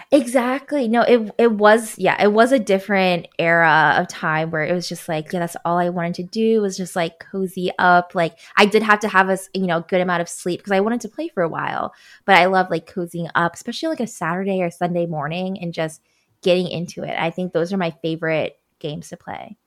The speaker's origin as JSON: {"language": "English", "town": "Baltimore", "region": "Maryland", "country": "United States", "tie": "born or raised there", "moved": "yes", "said": "my hometown of Baltimore"}